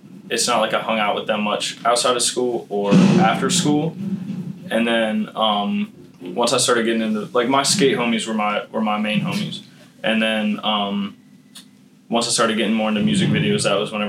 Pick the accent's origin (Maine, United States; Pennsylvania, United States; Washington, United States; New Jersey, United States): Pennsylvania, United States; Boiling Springs; I'm from Boiling Springs. Not Carlisle. Boiling Springs